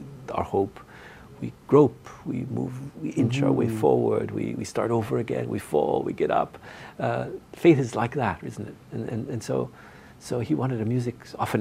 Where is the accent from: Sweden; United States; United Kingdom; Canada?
Canada; Northern Ontario; moved away as an adult; I'm from Northern Ontario.